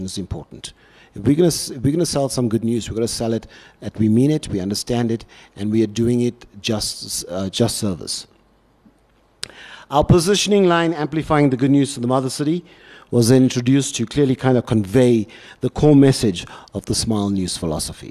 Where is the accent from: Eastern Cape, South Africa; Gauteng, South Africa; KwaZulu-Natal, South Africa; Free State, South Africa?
KwaZulu-Natal, South Africa; Durban; moved away as an adult; now in Cape Town, South Africa; I come from Durban